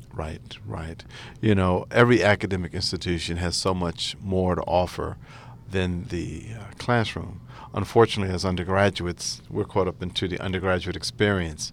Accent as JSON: {"language": "English", "town": "Atlantic City", "region": "New Jersey", "country": "United States", "said": "I'm from Atlantic City, New Jersey"}